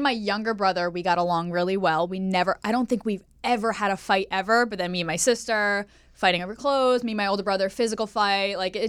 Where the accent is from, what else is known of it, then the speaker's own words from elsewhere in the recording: Pennsylvania, United States; moved away as an adult; also born or lived in Staten Island, New York; now in Los Angeles, United States; I'm from Pennsylvania.